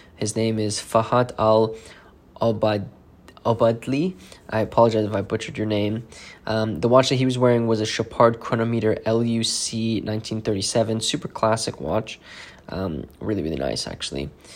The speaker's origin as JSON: {"language": "English", "country": "South Africa", "moved": "yes", "said": "I'm originally from South Africa"}